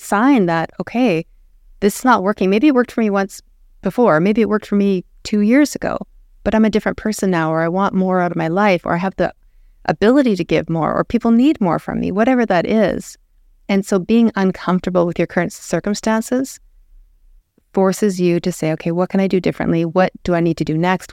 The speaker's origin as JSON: {"language": "English", "town": "Lethbridge", "region": "Alberta", "country": "Canada", "tie": "born or raised there", "said": "I was raised in Lethbridge, born and raised."}